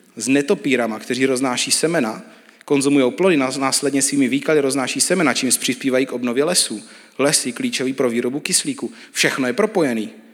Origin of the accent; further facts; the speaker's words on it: Czechia; my jako Češi máme hodně často krabičky